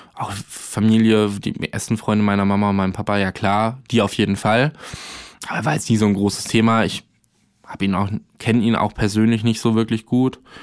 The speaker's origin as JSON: {"language": "German", "town": "Arnsberg", "region": "North Rhine-Westphalia", "country": "Germany", "moved": "yes", "lives_now": "Berlin, Germany", "said": "ich komme aus der Nähe von Soest mhm. und eher so Arnsberg."}